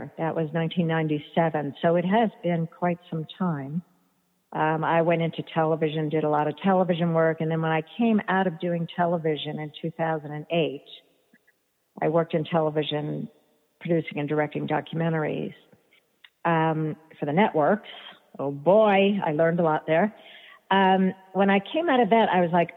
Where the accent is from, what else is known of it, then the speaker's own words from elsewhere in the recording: New York City, New York, United States; I grew up in New York City